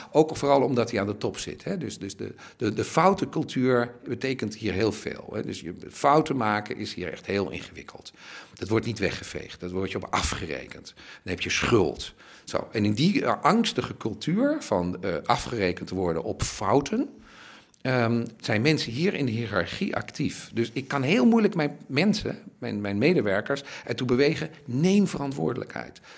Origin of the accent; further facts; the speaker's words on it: Netherlands; moved away as an adult; now in Berlin, Germany; Ik ben Nederlander